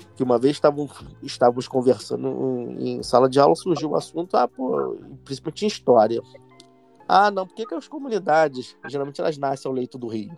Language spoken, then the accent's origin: Portuguese; Rio de Janeiro, Brazil; eu nasci no Morro da Providência.